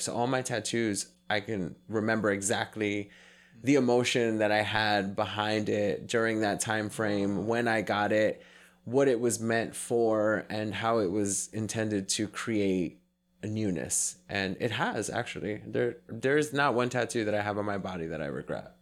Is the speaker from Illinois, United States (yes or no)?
no; New York City, New York, United States; growing up in New York City, I was in that culture for a big chunk of my life